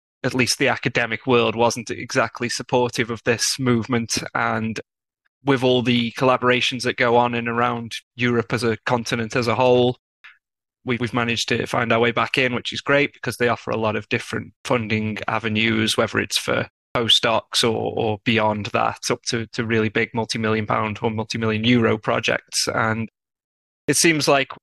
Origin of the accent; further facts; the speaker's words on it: Stoke-on-Trent, West Midlands, United Kingdom; accent: British; moved away as an adult; now in Barcelona, Spain; I'm from England. I'm from Stoke-on-Trent.